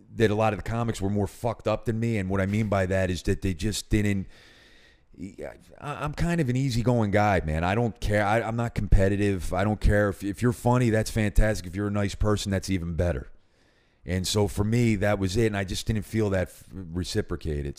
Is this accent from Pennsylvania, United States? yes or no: yes; Philadelphia, Pennsylvania, United States; I grew up in North Philadelphia, Northeast Philadelphia